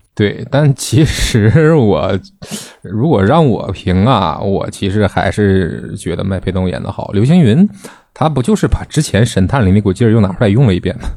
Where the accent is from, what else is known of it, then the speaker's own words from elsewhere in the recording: China; 咱们是中国人